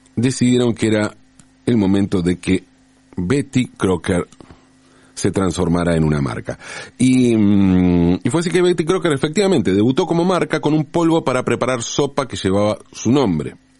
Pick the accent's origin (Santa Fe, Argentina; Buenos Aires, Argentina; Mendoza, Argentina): Buenos Aires, Argentina; also born or lived in Valentín Alsina; Cuando yo era chico, entre los seis y los 18 años, viví en el barrio de Pompeya, aquí en la ciudad de Buenos Aires